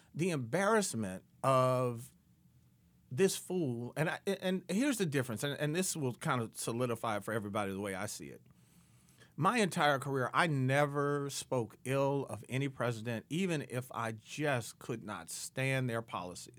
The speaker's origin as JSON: {"language": "English", "town": "Detroit", "region": "Michigan", "country": "United States", "tie": "born or raised there", "moved": "yes", "said": "I grew up in Detroit"}